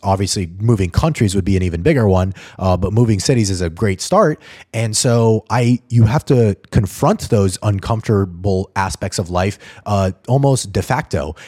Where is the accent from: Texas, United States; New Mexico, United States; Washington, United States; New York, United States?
New Mexico, United States; Albuquerque; moved away as an adult; also born or lived in Atlanta; I grew up in Albuquerque, New Mexico